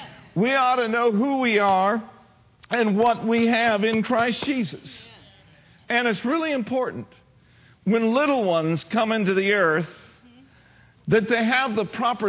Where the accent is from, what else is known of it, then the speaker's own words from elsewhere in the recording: Minneapolis, Minnesota, United States; I was born and raised in Minneapolis, Minnesota